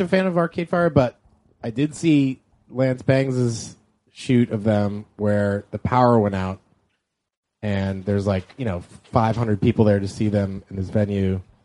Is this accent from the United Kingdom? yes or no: no; Canada; I'm from Canada